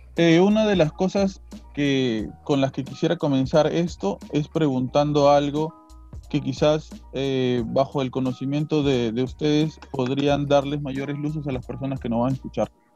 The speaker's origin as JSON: {"language": "Spanish", "country": "Peru", "said": "lo que somos como peruanos"}